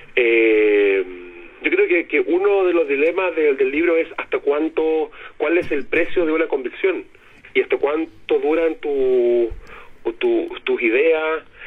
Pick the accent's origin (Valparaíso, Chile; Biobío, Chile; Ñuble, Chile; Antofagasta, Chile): Antofagasta, Chile; now in Santiago, Chile; yo soy nortino, yo soy antofagastino